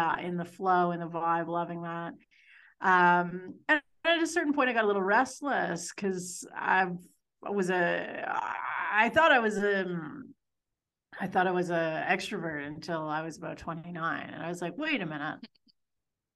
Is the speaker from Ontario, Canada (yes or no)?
yes; north of Toronto, Ontario, Canada; moved away; So I grew up in Ontario, just in the burbs, north of Toronto.